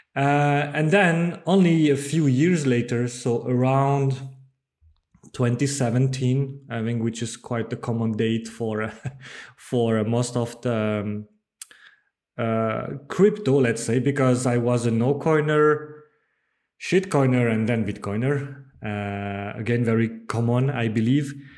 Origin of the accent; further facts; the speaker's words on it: Bordeaux, Nouvelle-Aquitaine, France; English is a second language; moved away as an adult; also born or lived in Netherlands; I'm from France. I, I, I was born and grew up in, in Bordeaux